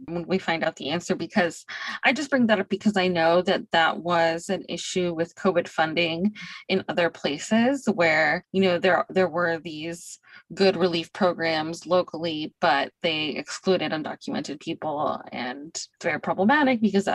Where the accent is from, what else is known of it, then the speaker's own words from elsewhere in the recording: Bay Area, California, United States; now in Tucson, United States; I'm from the Bay Area. I mean, expensive housing is why I moved here